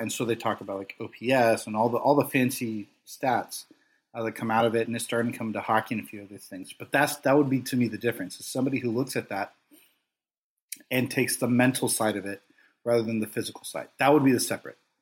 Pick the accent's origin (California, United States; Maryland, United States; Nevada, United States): California, United States; Los Angeles; I grew up in Los Angeles